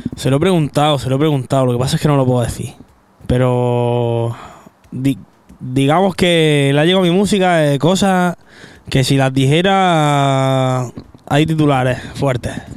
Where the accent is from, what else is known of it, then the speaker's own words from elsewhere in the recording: Granada, Andalusia, Spain; Yo que soy de Granada